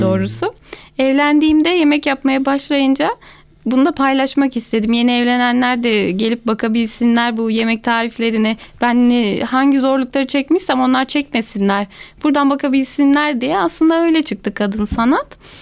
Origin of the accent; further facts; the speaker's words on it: Gönen, Balıkesir, Turkey; ben bin dokuz yüz seksen beş Gönen doğumluyum.